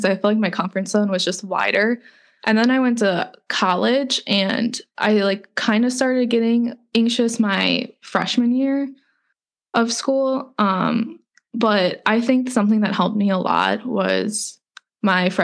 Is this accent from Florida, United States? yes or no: no; Cleveland, Ohio, United States; moved away as an adult; also born or lived in Tampa; I grew up in Cleveland and then I moved to Tampa for school